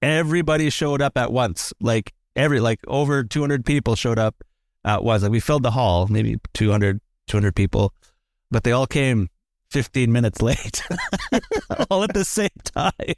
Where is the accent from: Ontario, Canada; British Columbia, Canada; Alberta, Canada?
British Columbia, Canada; Lytton; I was growing up in Lytton